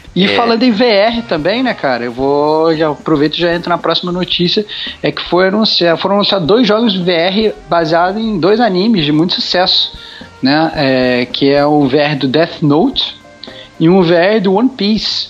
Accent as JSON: {"language": "Portuguese", "country": "Brazil", "said": "como, como brasileiros"}